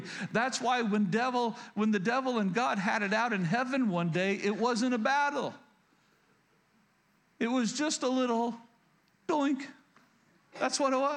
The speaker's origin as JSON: {"language": "English", "region": "rural Oklahoma", "country": "United States", "tie": "born or raised there", "said": "I grew up in Oklahoma, rural Oklahoma."}